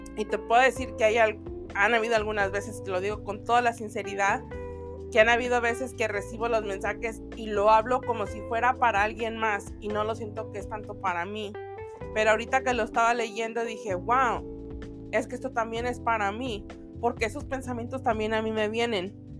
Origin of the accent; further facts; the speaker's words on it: Mexico; los que somos mexicanos